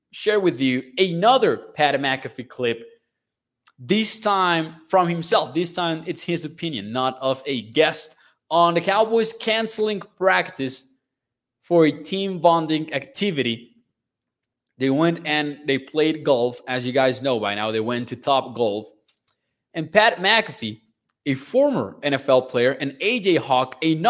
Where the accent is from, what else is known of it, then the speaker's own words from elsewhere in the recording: Mexico; I'm from Mexico, a culture that, of course, you guys know is big on soccer